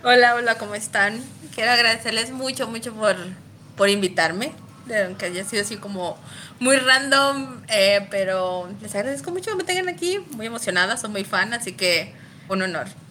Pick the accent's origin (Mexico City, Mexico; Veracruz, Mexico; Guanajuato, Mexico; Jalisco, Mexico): Guanajuato, Mexico; León; soy originaria de León, Guanajuato